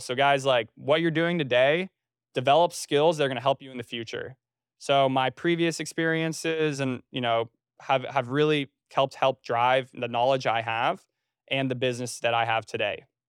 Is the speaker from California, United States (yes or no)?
no; North Carolina, United States; also born or lived in Trenton, New Jersey / New York City; I was born in New Jersey. Uh, I was initially a Jersey boy, born in Trenton, and then I moved to North Carolina when I was almost nine years old. So I grew up in North Carolina